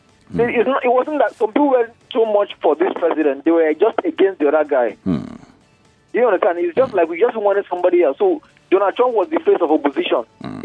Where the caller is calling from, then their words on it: Akoka, Lagos, Nigeria; It is AY from Akoka.